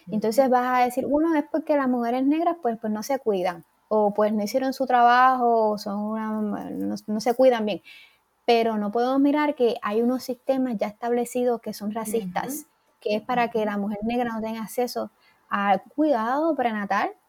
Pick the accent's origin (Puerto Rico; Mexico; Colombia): Puerto Rico; una vez emigramos o venimos de Puerto Rico aquí